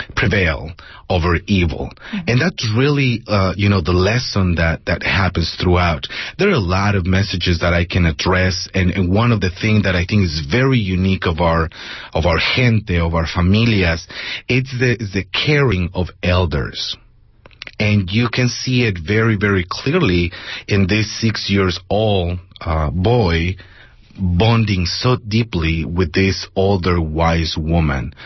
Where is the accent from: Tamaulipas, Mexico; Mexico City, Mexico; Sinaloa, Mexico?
Mexico City, Mexico; moved away as an adult; also born or lived in Bay Area, California; now in San Jose, United States; I was born and raised in Mexico City and I came here when I was already a, um, a young adult.